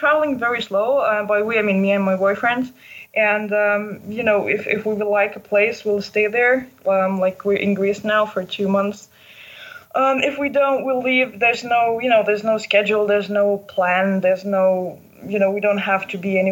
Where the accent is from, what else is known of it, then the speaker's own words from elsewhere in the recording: Lithuania; moved away as an adult; I'm from Lithuania and I'm a journalist